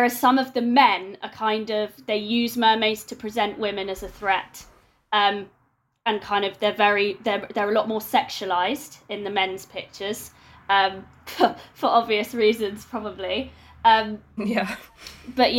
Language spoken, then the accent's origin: English; London, United Kingdom; moved away as an adult; now in Exeter, United Kingdom; I'm a Londoner